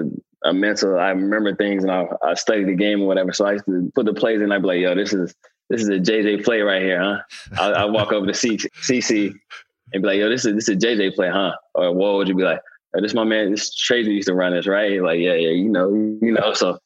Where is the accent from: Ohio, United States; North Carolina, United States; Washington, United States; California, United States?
North Carolina, United States; Charlotte; growing up in Charlotte, I had family members who love Carolina